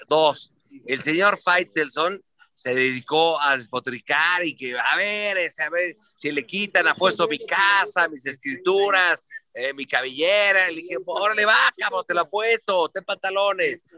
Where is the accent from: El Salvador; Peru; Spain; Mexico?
Mexico; yo nací en la Unidad de Independencia, en Silana